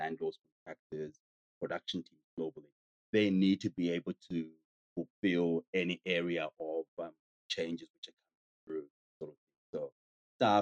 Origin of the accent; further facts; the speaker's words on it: Zambia; now in Australia; I come from Zambia in Africa.